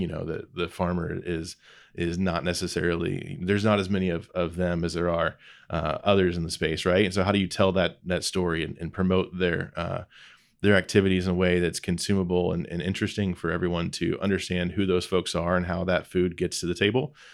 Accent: Lebanon, Indiana, United States; I grew up in Lebanon, Indiana, just northwest of Indianapolis. It's home. It's always been home.

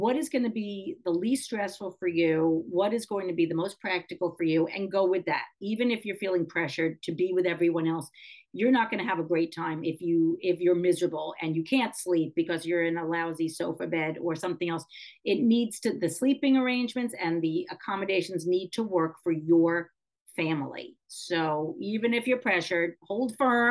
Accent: New York City, New York, United States; growing up in New York City in an apartment building that had an elevator.

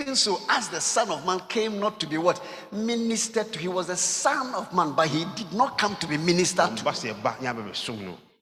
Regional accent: Ga, Greater Accra, Ghana; also born or lived in Koforidua, Ghana / Kumasi, Ghana; I went to school at Mount Proby, South One. And later on went to Collegono 2 and 3.

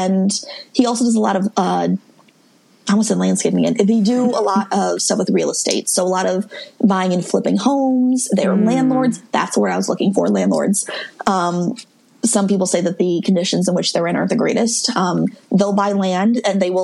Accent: Midwest, United States; I'm from the Midwest

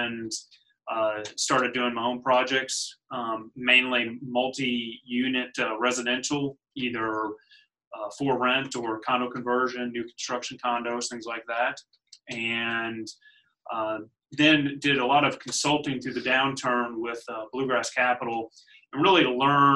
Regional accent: Louisville, Kentucky, United States; I was born and raised in Louisville, so Louisvillian from the start

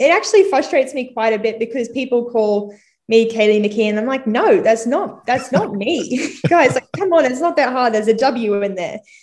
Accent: Caboolture, Queensland, Australia; also born or lived in Redcliffe / Sunshine Coast; I am from Caboolture, born in Redcliffe though, but mainly grew up in Caboolture land and then moved to Sunshine Coast when I was 13.

